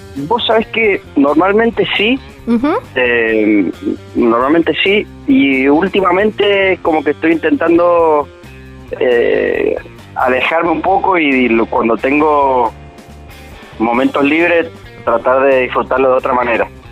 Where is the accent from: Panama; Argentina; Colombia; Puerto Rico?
Argentina; Mendoza; como mendocino